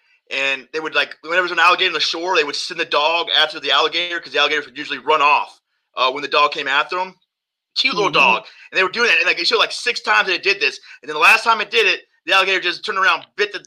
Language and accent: English; Florida, United States; I'm from Florida